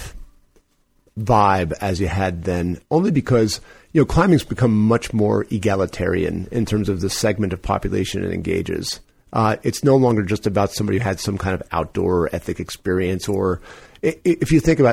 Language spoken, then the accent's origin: English; New York, United States; I'm from New York